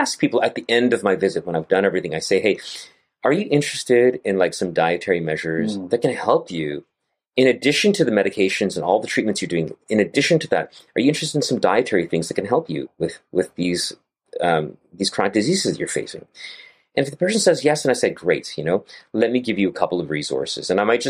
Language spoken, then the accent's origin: English; Gujarat, India; I'm from Gujarat as well. And I have a lot of Punjabi friends over here and eat a lot of Punjabi food too.